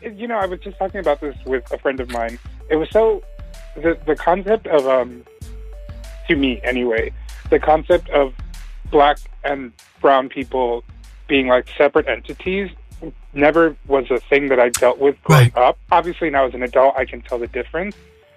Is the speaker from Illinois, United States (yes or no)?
no; Hempstead, New York, United States; born or raised there